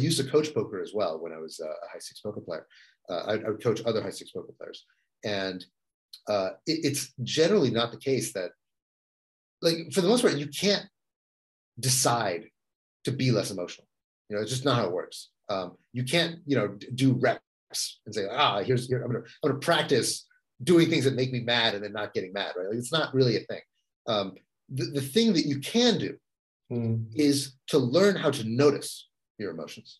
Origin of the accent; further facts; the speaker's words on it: Texas, United States; moved away as an adult; also born or lived in San Francisco; I grew up in Texas